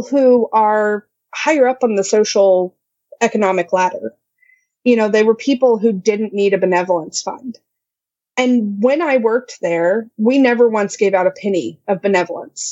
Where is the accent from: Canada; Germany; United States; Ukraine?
United States; Midwest; I'm such a Midwesterner